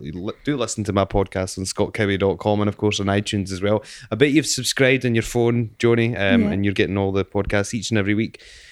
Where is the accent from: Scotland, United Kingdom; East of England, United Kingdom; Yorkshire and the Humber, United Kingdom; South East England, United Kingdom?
Scotland, United Kingdom; Airdrie; I'm from Airdrie, Detroit.